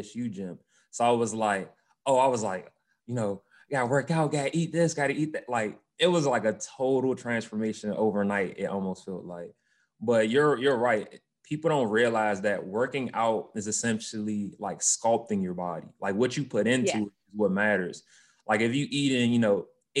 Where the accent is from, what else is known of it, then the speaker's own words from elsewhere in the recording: Washington, United States; NFL cheerleader for my hometown, the Washington football team